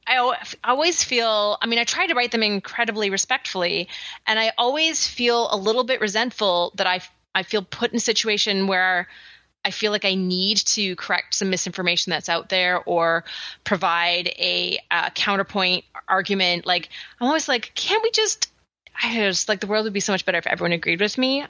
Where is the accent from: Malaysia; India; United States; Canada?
Canada; I'm so Canadian slash British descent